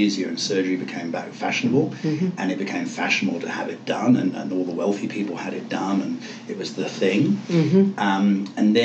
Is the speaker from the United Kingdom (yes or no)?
yes; England, United Kingdom; moved away; I come from England